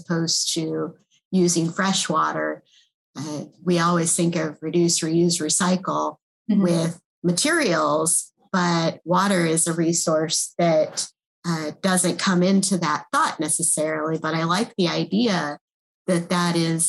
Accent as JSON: {"language": "English", "region": "Midwest", "country": "United States", "tie": "born or raised there", "said": "Growing up in the Midwest with the Great Lakes"}